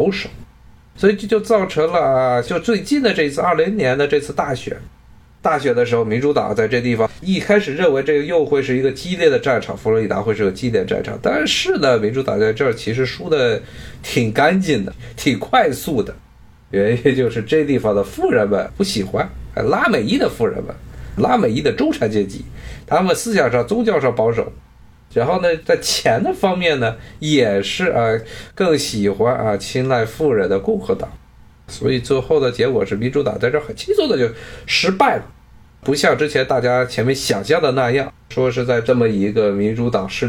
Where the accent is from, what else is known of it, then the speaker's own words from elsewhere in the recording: China; 特别是我中国人一般认为白左是假左，认为是皮左，皮左饶右。